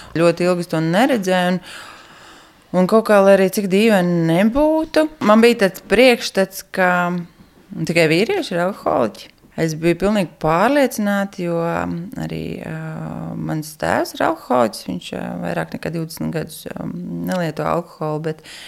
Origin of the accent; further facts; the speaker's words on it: Riga, Latvia; moved away as an adult; now in Raiskums, Latvia; Es esmu no Rīgas, bet pēc būtības bērnībā man katra vasara tika pavadīta laukos.